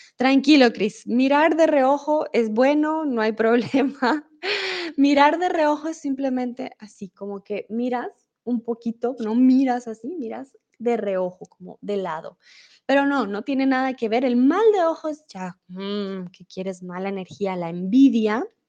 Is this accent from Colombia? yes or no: yes; Colombia; also born or lived in Mexico; now in Germany; crecí con muchas supersticiones en Colombia